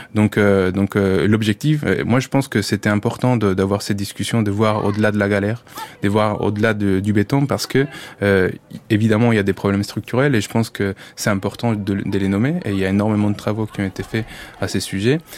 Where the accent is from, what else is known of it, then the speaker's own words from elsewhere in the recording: Colombia; French is a second language; moved away as an adult; now in France; je suis colombien